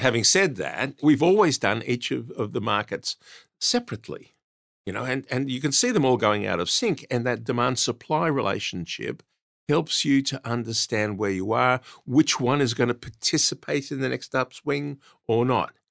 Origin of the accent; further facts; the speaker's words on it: Australia; I grew up in Australia, learnt my trade in Australia